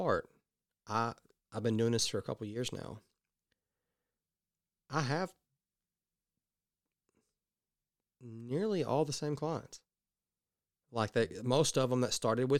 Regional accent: the South, United States; I'm from the South

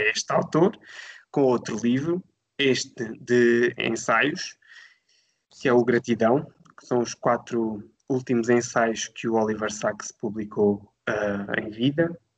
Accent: Alentejo, Portugal; moved away as an adult; decidi regressar à minha terra natal. Eu sou do Alentejo

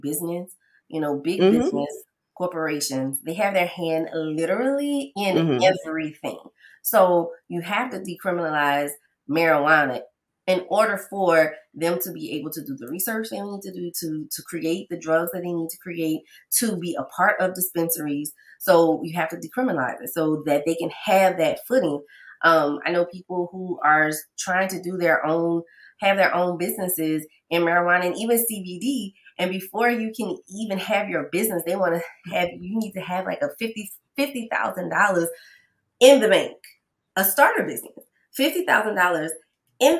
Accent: New Orleans, Louisiana, United States; I remember in school, because I'm from New Orleans, so we could buy alcohol on Sunday

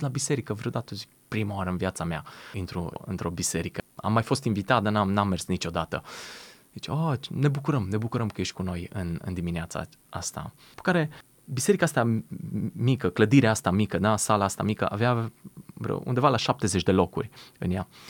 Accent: Romania; moved away; sunt din România

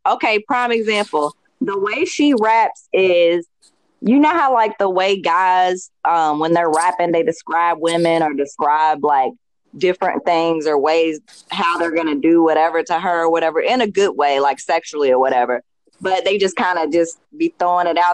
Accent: Louisville, Kentucky, United States; moved away as an adult; I grew up in Louisville, Kentucky, and I moved when I was 20

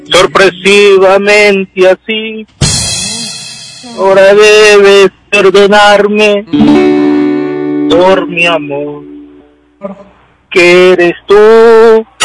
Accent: Quito, Pichincha, Ecuador; De aquí, de Quito.

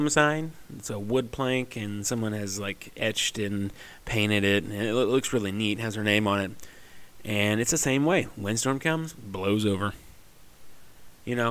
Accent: Southeast Missouri, United States; I'm from Southeast Missouri

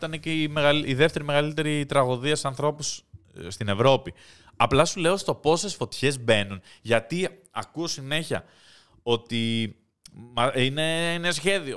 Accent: Greece; Εγώ μεγάλωσα στην Ελλάδα των 90s

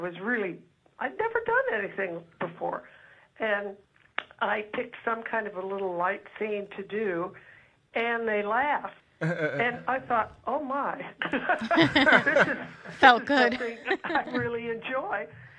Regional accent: Los Angeles, California, United States; also born or lived in Texas; I was raised by my grandmother, and we lived in Hollywood. We moved out from Texas when I was 7

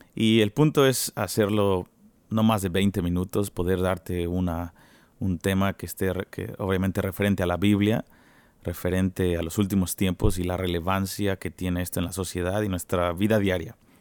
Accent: Mexico City, Mexico; now in Kansas City, United States; yo soy de México, soy mexicano chilango, de la mera Ciudad de México

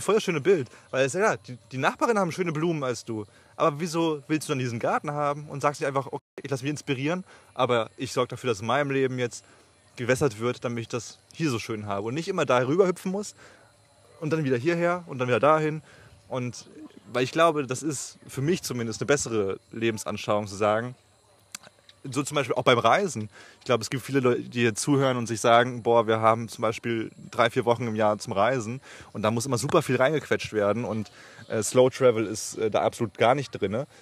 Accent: Germany; wir als, gerade als Deutsche

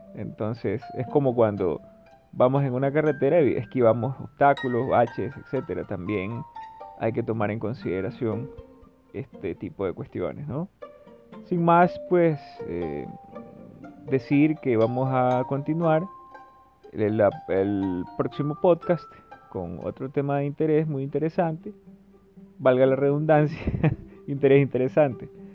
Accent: Ecuador; yo soy de Ecuador

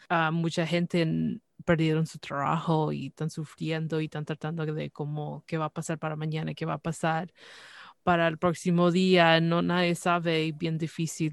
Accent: Canada; yo nací aquí en Canadá, pero eh, desde pequeña siempre era el español

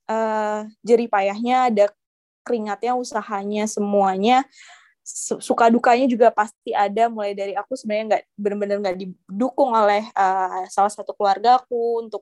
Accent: Balikpapan, East Kalimantan, Indonesia; aku kan asalnya dari Balikpapan ada beasiswa daerah beasiswa Kaltim Cemerlang namanya

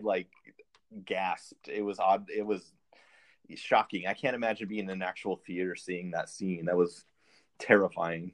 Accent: California, United States; I grew up in California

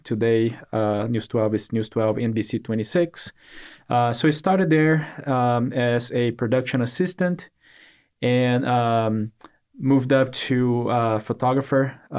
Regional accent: Brazil; English is a second language; moved away as an adult; now in Augusta, United States; So I'm originally from Brazil, came to the U.S. for college, and got my degree

